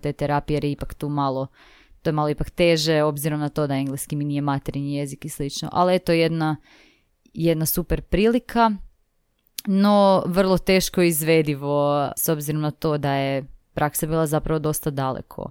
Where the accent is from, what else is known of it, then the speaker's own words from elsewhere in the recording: Zagreb, City of Zagreb, Croatia; ja sam iz Zagreba, tako da sam živjela u biti tu sa svojima